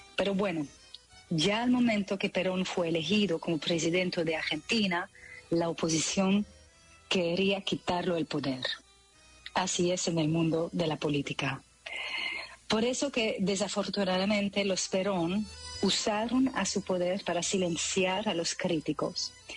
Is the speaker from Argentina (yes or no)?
no; Belgium; first language French; Spanish is a second language; moved away as an adult; now in Netherlands; el francés, claro, porque crecí en Bélgica